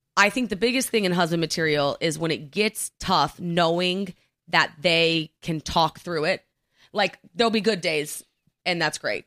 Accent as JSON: {"language": "English", "region": "Oklahoma", "country": "United States", "tie": "born or raised there", "moved": "yes", "lives_now": "New York, United States", "said": "growing up in Oklahoma"}